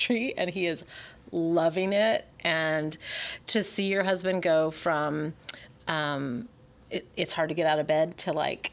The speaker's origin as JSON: {"language": "English", "region": "New Mexico", "country": "United States", "tie": "born or raised there", "also_born_or_lived": "Michigan", "said": "I grew up in New Mexico"}